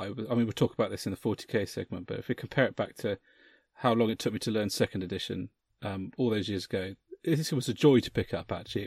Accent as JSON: {"language": "English", "town": "Bodmin", "region": "South West England", "country": "United Kingdom", "tie": "born or raised there", "said": "my hometown"}